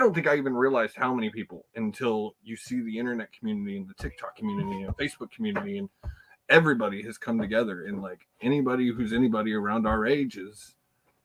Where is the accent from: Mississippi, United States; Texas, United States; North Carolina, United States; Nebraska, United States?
Texas, United States; Houston; I'm a Houston kid as well. Grew up, born and raised in Houston.